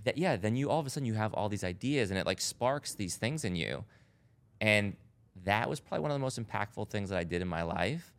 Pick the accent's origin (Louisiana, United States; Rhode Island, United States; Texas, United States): Rhode Island, United States; I grew up in Rhode Island